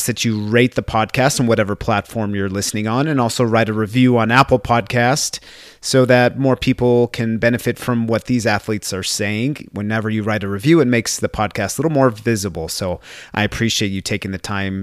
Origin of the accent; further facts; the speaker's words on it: Brazil; now in United States; my home country of Brazil